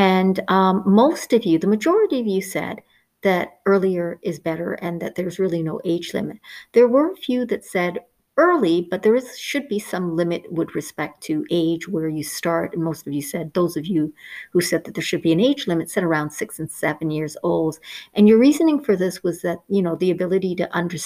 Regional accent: Canada; I grew up in Canada for most of my life

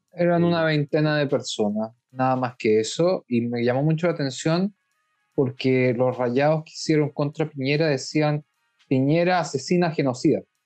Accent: Chile; now in Israel; como chilenos en el extranjero y como chilenos específicamente residentes en Israel

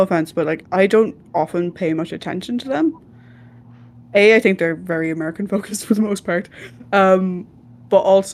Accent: Ireland; I'm Irish

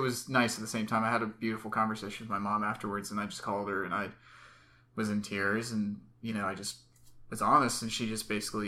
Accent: Cumming, Georgia, United States; also born or lived in Atlanta, Georgia; born in Atlanta in 1993. And then we moved over to the Cumming, Georgia

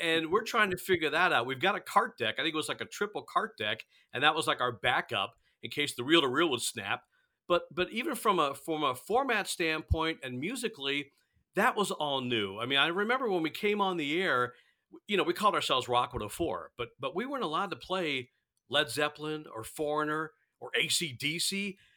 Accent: Gainesville, Florida, United States; I'm from Gainesville. So, I went to elementary school, middle school, Gainesville Buholtz. So, I'm a Gainesville guy

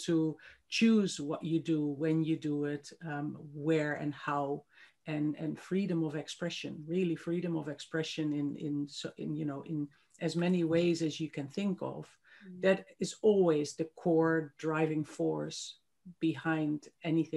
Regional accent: Netherlands; moved away as an adult; also born or lived in Christchurch, New Zealand; now in New Zealand; I actually was born and grew up on the other side of the world, completely the other side of the globe, in Holland, in the Netherlands

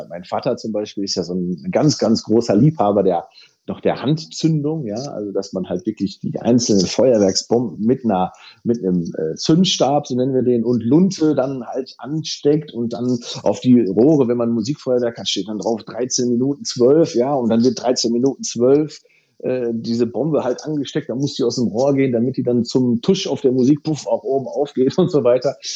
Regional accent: North Rhine-Westphalia, Germany; wir kommen ja hier halt aus dem Ruhrgebiet

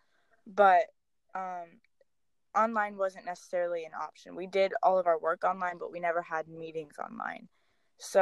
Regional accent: Dallas, Texas, United States; I was born and raised in Dallas, Texas

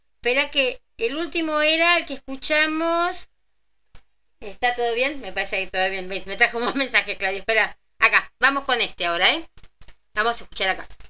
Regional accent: Villa Ballester, Buenos Aires Province, Argentina; ahí nací yo, en Ballester

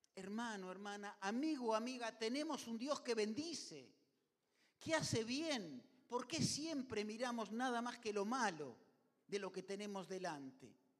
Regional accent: Argentina; Así somos los argentinos

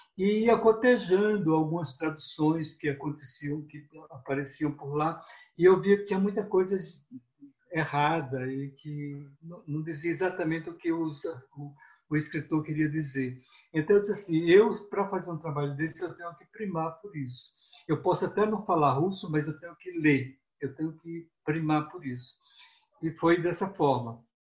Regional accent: Northeast Region, Brazil; accent: nordestino; also born or lived in Moscow; o meu sotaque de nordestino

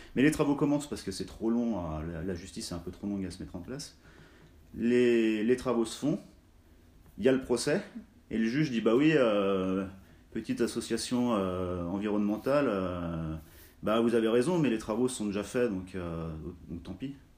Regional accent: Cluses, Auvergne-Rhône-Alpes, France; je suis originaire de la vallée de l'Arve, de Cluse, qui est située entre euh, Chamonix et Annemasse. Euh, j'ai grandi en Haute-Savoie

